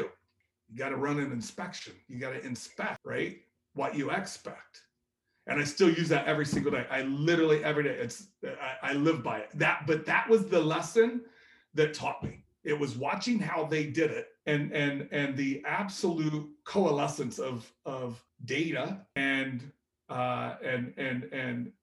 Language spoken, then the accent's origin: English; Indianapolis, Indiana, United States; Being from Indianapolis